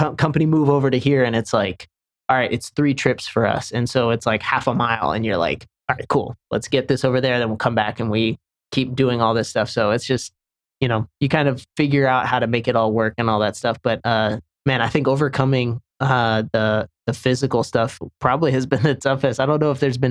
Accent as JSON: {"language": "English", "country": "Senegal", "tie": "born or raised there", "also_born_or_lived": "Charlotte, North Carolina", "moved": "yes", "said": "where I grew up in Senegal, West Africa"}